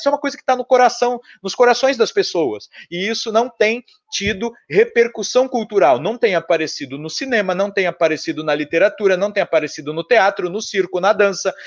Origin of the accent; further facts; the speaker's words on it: São Paulo, Brazil; Eu sou de São Paulo